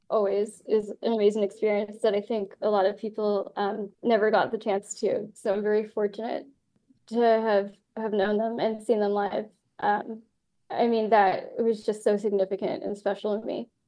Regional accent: Ireland; Yeah, I'm Irish, and I was not okay with it.

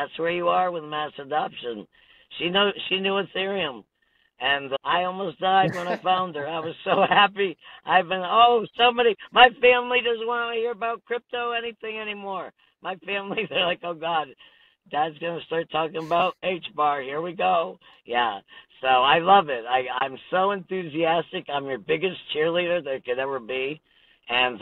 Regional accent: Connecticut, United States; now in Washington, United States; I'm from Connecticut and it rains there

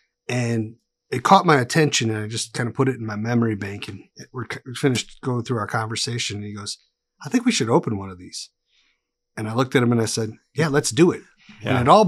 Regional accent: Wisconsin, United States; now in Tennessee, United States; So I come from Wisconsin. I've been in Tennessee for 7 years with my wife and my two daughters.

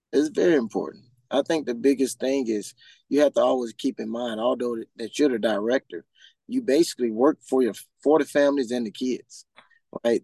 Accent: Huntsville, Alabama, United States; now in Central Florida, United States; I'm from Huntsville, Alabama

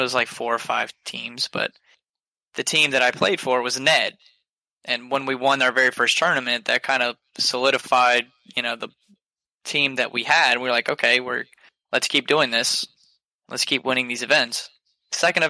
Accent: Georgia, United States; I'm from Georgia

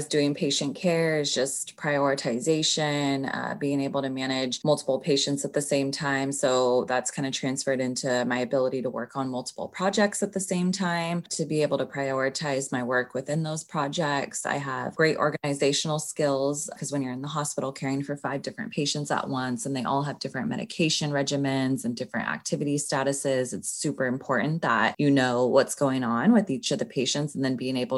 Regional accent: Sacramento, California, United States; moved away as an adult; now in Los Angeles, United States; I grew up in Sacramento

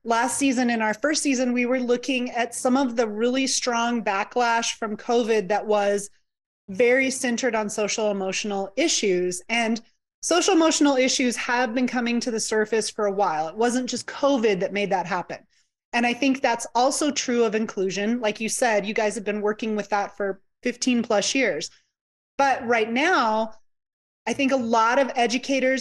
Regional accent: New Mexico, United States; I'm from New Mexico, and we have New Mexico State, and then we have University of New Mexico

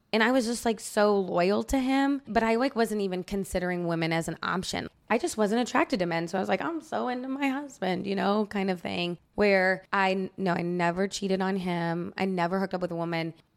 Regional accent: Indiana, United States; I'm from Indiana

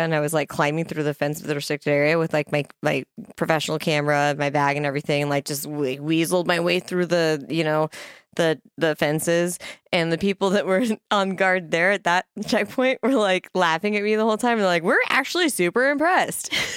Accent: Kearney, Nebraska, United States; my hometown, Kearney, Nebraska

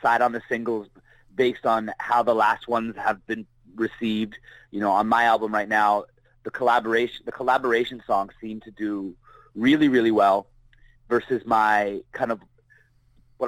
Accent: Barrie, Ontario, Canada; moved away; I'm from Barrie, Ontario. That's a small town

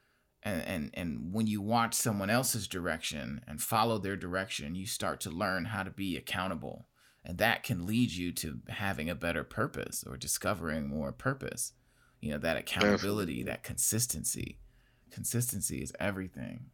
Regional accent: Gary, Indiana, United States; I'm from Gary, Indiana.

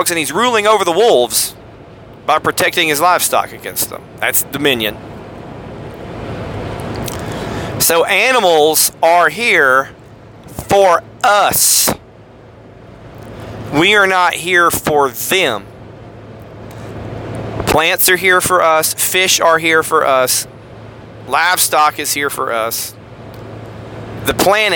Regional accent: United States; As American Christians

